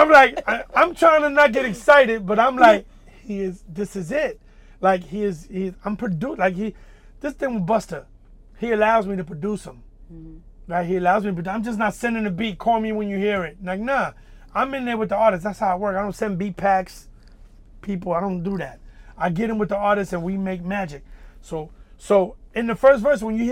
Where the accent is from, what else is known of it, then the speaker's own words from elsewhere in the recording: New York City, New York, United States; Dominican, you know, both parents, like, growing up in Wagner Projects